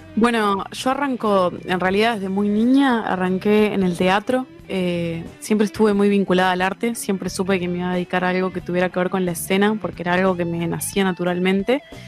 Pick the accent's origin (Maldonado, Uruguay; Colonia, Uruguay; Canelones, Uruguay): Maldonado, Uruguay; yo que soy de Maldonado, o sea, viajo de Maldonado a Montevideo